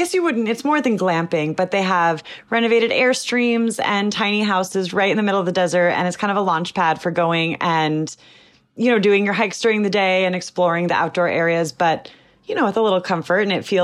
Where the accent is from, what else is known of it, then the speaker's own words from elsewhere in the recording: Los Angeles, California, United States; So part of that road trip I'm doing, I'm going from Los Angeles, where I'm from, and driving back to New York.